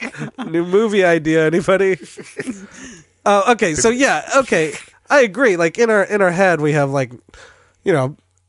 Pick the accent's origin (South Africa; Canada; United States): United States; the Bay Area, California; I'm from the Bay Area.